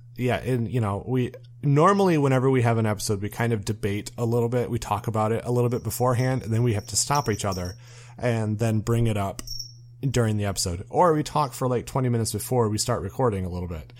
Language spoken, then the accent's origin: English; Muskegon, Michigan, United States; I grew up in Muskegon, Michigan